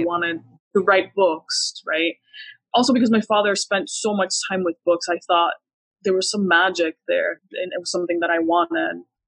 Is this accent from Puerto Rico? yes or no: yes; Puerto Rico; moved away; also born or lived in Miami / Qatar; I was born in Puerto Rico.